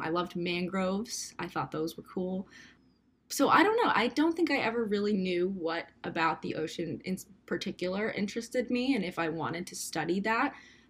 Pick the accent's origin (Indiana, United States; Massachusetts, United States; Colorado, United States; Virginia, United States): Massachusetts, United States; Cape Cod; born there; I was born on Cape Cod, so I technically am a native, but I grew up really close to the ocean.